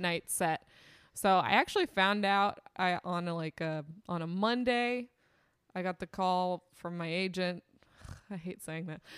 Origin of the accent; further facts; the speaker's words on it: Temecula, California, United States; I grew up in Temecula, California